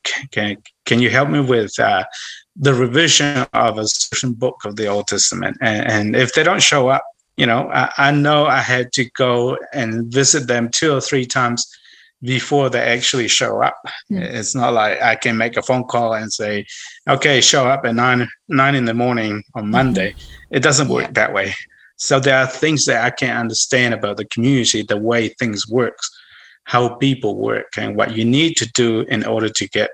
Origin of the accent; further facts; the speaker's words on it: Mexico; first language Chinantec; English is a second language; moved away as an adult; also born or lived in New Zealand / Minnesota, United States; I'm from there. I was born in that town